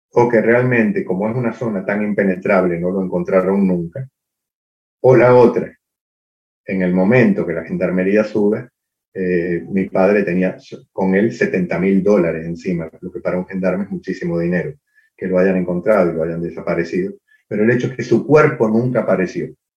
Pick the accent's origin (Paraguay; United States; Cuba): Cuba; moved away; also born or lived in Argentina; pasé mi infancia en Cuba